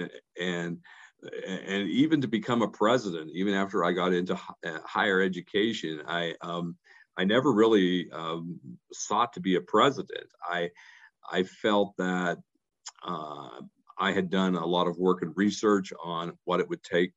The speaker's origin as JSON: {"language": "English", "region": "West Virginia", "country": "United States", "tie": "born or raised there", "also_born_or_lived": "Ohio / Arizona", "moved": "as an adult", "said": "my home state where I was born and raised in West Virginia"}